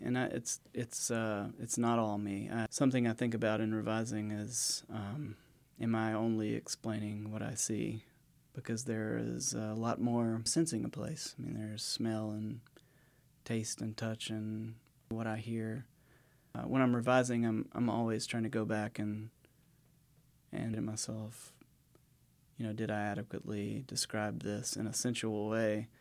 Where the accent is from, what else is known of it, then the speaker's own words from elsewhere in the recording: west of Savannah, South Georgia, United States; moved away as an adult; also born or lived in Blue Ridge Mountains; I grew up in South Georgia, so I grew up in, like, the sandy plains of, uh, what they call the coastal empire down there, um, west of Savannah